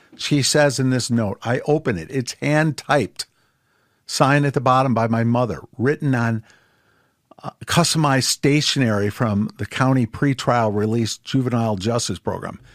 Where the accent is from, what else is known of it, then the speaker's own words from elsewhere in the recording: Ann Arbor, Michigan, United States; moved away as an adult; also born or lived in Colombia; I was born and raised in Ann Arbor, Michigan